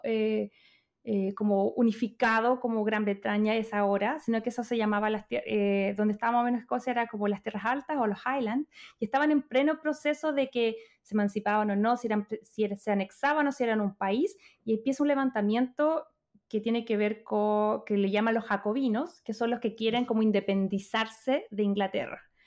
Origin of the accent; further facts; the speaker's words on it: Chile; moved away; soy chilena